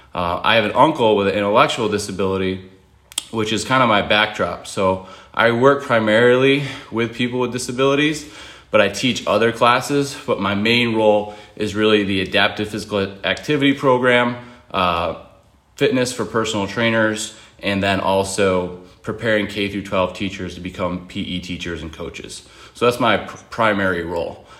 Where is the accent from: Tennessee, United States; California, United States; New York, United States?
New York, United States; Buffalo; moved away as an adult; now in North Carolina, United States; I'm from Buffalo originally